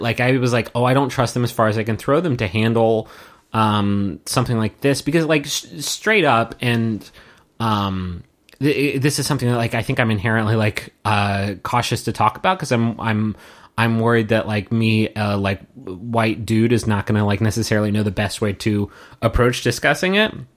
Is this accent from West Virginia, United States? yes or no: yes; Huntington, West Virginia, United States; when I was growing up in West Virginia and I, I in, in in Huntington